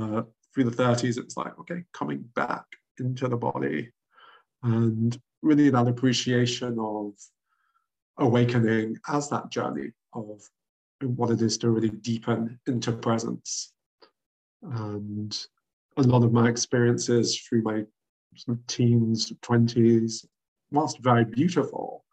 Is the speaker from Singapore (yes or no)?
no; London, United Kingdom; I grew up in London, where the school that I went to taught Sanskrit, philosophy